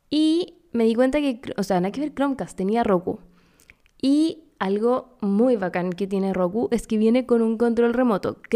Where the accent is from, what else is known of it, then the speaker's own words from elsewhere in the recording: Córdoba, Argentina; Yo soy de Córdoba.